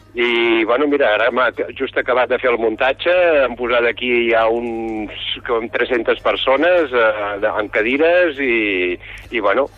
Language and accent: Catalan; Catalonia, Spain; jo sóc català